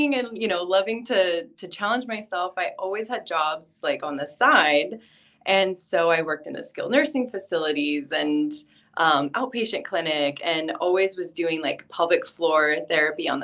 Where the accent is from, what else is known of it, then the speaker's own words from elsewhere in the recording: California, United States; moved away as an adult; also born or lived in Texas; now in Hawaii, United States; I'm from California